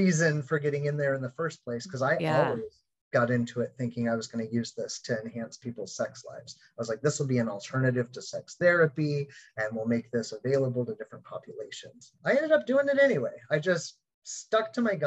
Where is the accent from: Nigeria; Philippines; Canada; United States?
United States; Anchorage, Alaska; growing up in Anchorage, Alaska